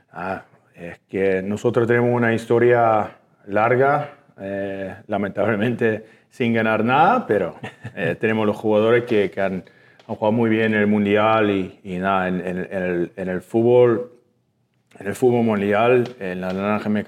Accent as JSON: {"language": "Spanish", "country": "Canada", "second_language": "Spanish", "said": "soy canadiense, ¿no?"}